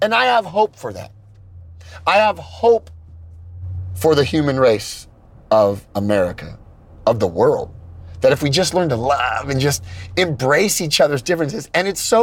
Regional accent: California, United States; I'm from California

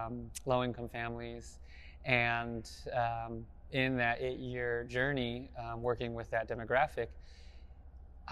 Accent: South Pasadena, California, United States; I grew up in South Pasadena

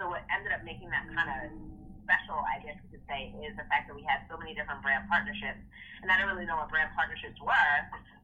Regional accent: Maplewood, New Jersey, United States; I am from Maplewood, New Jersey, grew up in Essex County

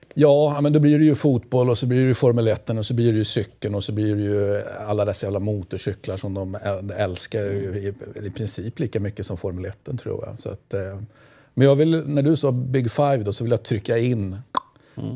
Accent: Götene, Västra Götaland, Sweden; hemma i Götene finns ju en, en, eh, Chile-community

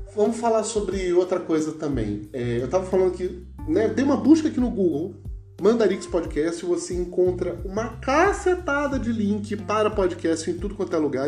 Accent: Rio de Janeiro, Brazil; accent: carioca; moved away; also born or lived in São Paulo; Eu, como sou carioca

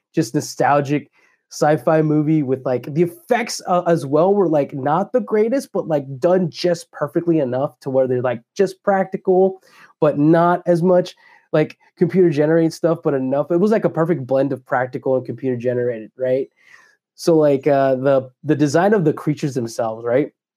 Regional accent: Dallas, Texas, United States; I grew up in Croco Hill and Oak Cliff when I was a kid

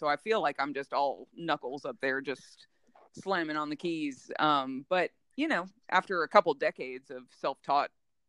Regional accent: Jacksonville, Florida, United States; also born or lived in New Jersey; So before I was in Alabama, I did most of my growing up in Jacksonville, Florida, but I was born in New Jersey. I'm a Jersey girl.

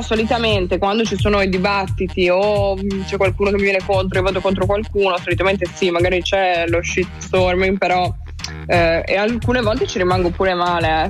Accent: Friuli-Venezia Giulia, Italy; Mia terra, la mia terra natia. Sì. Eh, sì, parlo molto del Friuli, del fatto che comunque io vivevo in un paesino appunto di 3.000 anime

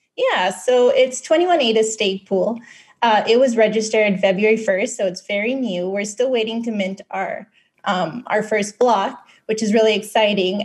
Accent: Philippines; now in Western Canada; I was born and raised in the Philippines

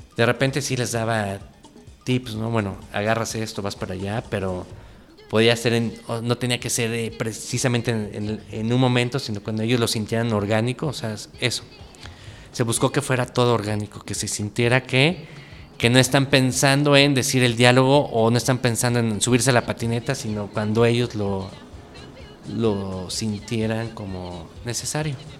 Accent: Texcoco, State of Mexico, Mexico; Yo crecí en Texcoco, en el Estado de México

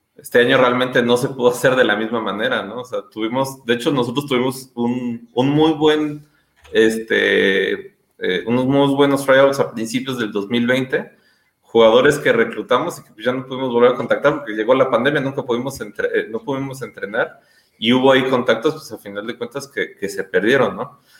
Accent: Mexico; moved away as an adult; now in Guatemala; yo soy mexicano, yo jugué en México, en los frailes del Tepeyac

